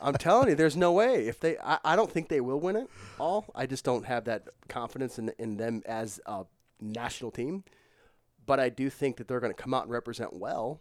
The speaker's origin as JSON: {"language": "English", "town": "St. Louis", "region": "Missouri", "country": "United States", "tie": "born or raised there", "said": "it's my hometown"}